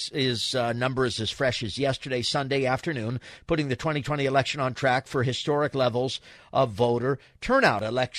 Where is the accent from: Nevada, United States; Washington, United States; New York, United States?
New York, United States; now in Los Angeles, United States; I remember growing up in New York, Jen, on Staten Island.